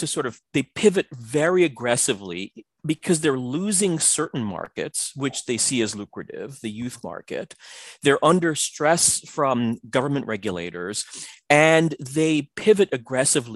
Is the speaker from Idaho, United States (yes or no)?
no; New York City, New York, United States; when I was, you know, about 8, 9, 10 years old, growing up in the Bronx and then Queens, New York.